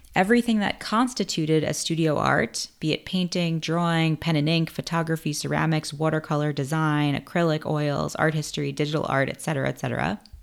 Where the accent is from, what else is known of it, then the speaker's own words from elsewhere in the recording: New York City, New York, United States; also born or lived in Bronx, New York; I was born in the Bronx, but I was raised in Queens